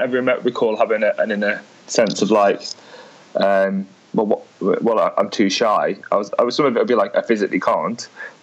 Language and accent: English; a place close to Liverpool, North West England, United Kingdom; people in my hometown read The Mirror and The Mail